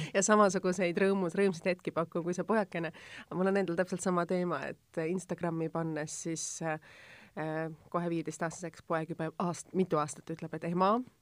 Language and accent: Estonian; Tallinn, Harju County, Estonia; mina olen Tallinnast